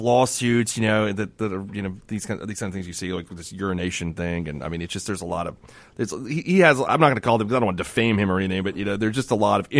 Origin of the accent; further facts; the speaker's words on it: Turkey; he says, what country are you from? I was like, sir, I'm from Turkey.